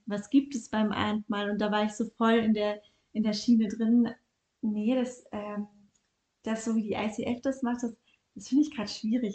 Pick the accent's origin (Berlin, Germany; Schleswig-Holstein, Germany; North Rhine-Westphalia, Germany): North Rhine-Westphalia, Germany; Bielefeld; moved away as an adult; also born or lived in Ludwigsburg; now in Vienna, Austria; Ich komme ursprünglich aus Deutschland, aus Bielefeld, habe dann in Ludwigsburg studiert